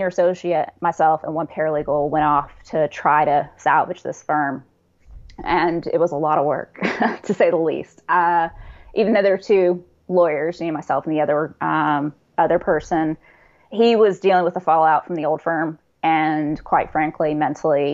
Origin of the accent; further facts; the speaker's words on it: Atlanta, Georgia, United States; born and raised in Atlanta, Georgia. So that's where I've been for a while now